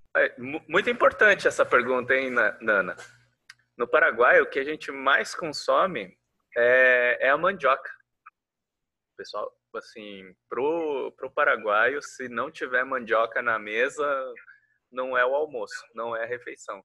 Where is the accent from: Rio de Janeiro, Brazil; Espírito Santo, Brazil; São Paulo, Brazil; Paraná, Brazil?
Paraná, Brazil; Foz do Iguaçu; moved away as an adult; also born or lived in Curitiba; quando me mudei de Foz do Iguaçu para Curitiba